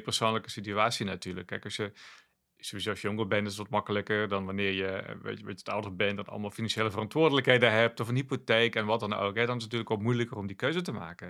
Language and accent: Dutch; South Limburg, Netherlands; moved away; Ik kwam oorspronkelijk uit Zuid-Limburg en dat is toch een beetje terughoudender